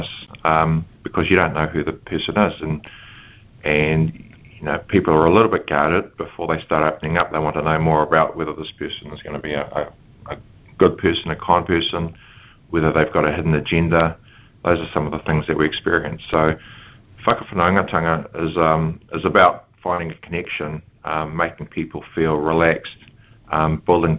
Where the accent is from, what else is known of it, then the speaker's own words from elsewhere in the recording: Matapouri, Northland, New Zealand; I was brought up in the North Island in a place called Matapori Bay, which is a little coastal community